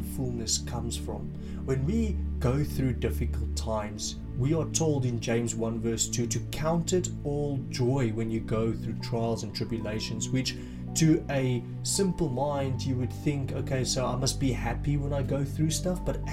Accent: South Africa; now in United Kingdom; I'm originally from South Africa, I've moved here and since then stayed in the UK

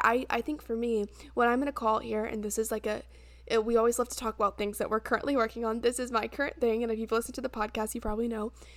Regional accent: United States; now in Charleston, United States; my hometown's only, like, two and a half hours away

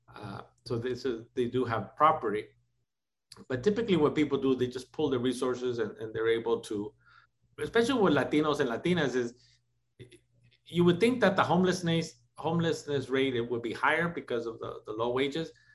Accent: Los Angeles, California, United States; also born or lived in Tijuana, Mexico; being raised in housing projects in East

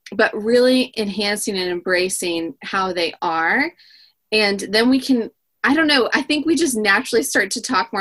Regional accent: California coast, United States; growing up on the California coast

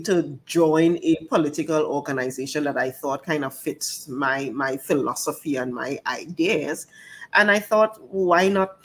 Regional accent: Tobago, Trinidad & Tobago; also born or lived in Pittsburgh, United States; I actually got a scholarship from the Tobago House of Assembly. And there was an expectation that I would come back home.

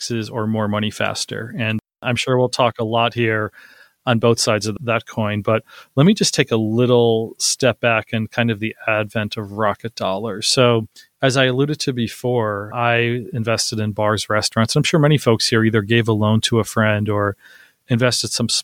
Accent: Northeast, United States; I'm originally from the Northeast.

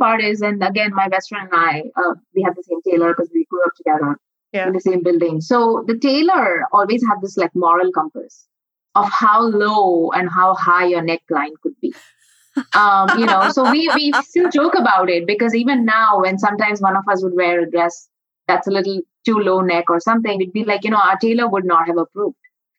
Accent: India; all of us growing up in India at some point realized that we had immense access to artisans and tailors.

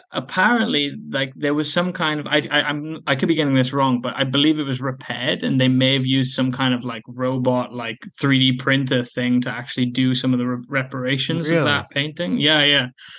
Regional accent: Wales, United Kingdom; From Wales in the UK.

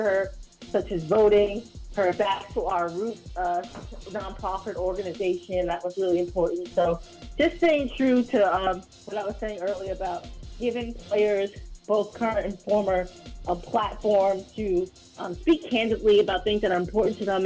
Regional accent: New York City, New York, United States; I'm from Harlem

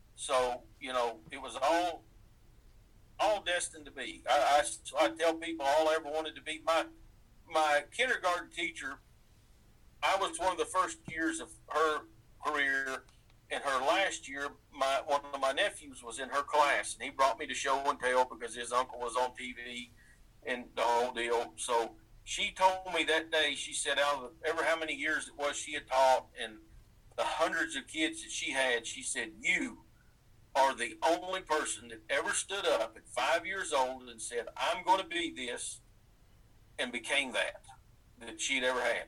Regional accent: East Tennessee, United States; I grew up in East Tennessee, um, 80 miles east of Knoxville, almost to the Virginia line

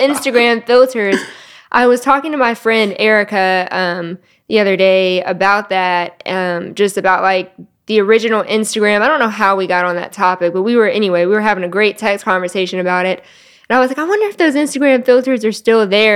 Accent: Collierville, Tennessee, United States; also born or lived in Memphis; I grew up in Carryville

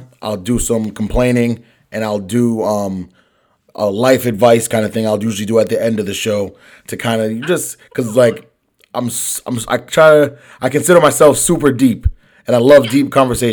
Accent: Boston, Massachusetts, United States; I'm from Boston

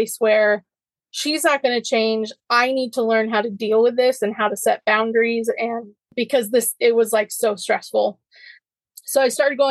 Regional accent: North Carolina, United States; moved away as an adult; also born or lived in Tennessee; my hometown in North Carolina

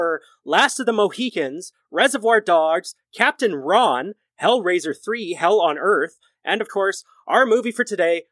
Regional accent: Canada; as a Canadian

